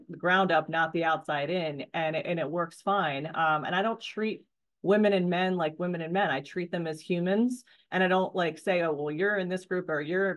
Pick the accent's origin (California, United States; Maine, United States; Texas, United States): Maine, United States; I grew up in Maine, and so tomboy, out and about on four-wheelers and dirt bikes